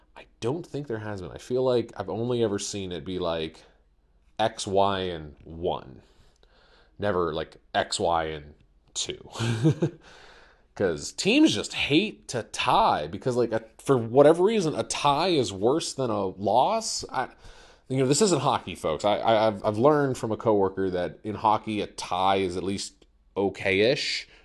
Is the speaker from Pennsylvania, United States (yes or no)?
yes; Central Pennsylvania, United States; I'm here from Central Pennsylvania